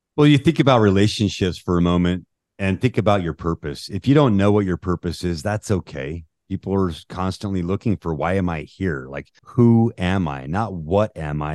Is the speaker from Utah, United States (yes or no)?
yes; Utah, United States; I grew up in Utah.